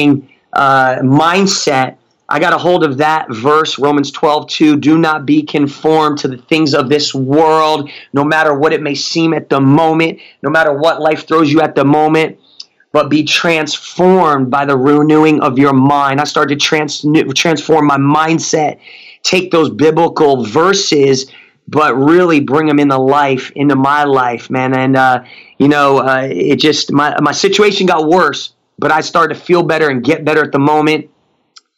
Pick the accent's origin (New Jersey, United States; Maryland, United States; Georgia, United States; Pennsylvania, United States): New Jersey, United States; Newark; moved away; also born or lived in Tulsa, Oklahoma; Grew up in one of the roughest areas in New Jersey called Newark, New Jersey